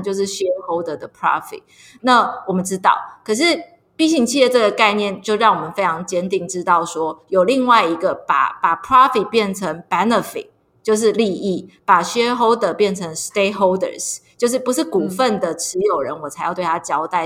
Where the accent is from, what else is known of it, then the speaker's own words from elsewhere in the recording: Miaoli County, Taiwan; 我其实是苗栗人，就是说我说我从小就是在苗栗长大。那因为苗栗就是一个农业县，所以我小时候也常常都是在田里玩